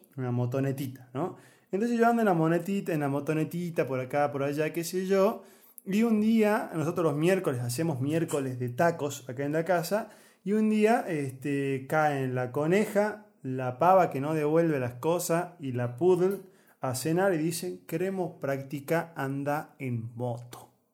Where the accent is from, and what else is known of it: Argentina